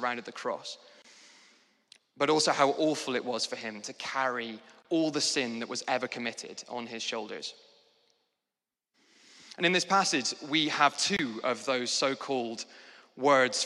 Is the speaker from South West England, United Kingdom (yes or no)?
no; Scotland, United Kingdom; moved away as an adult; now in London, United Kingdom; I moved to London from Scotland, which is where I grew up